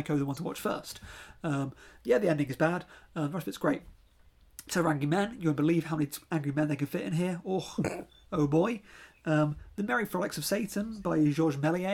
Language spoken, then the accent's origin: English; United Kingdom; I am British